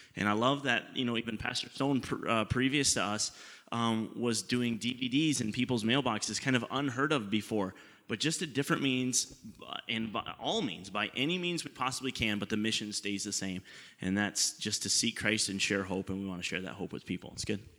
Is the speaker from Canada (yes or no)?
yes; Canada; we're Canadian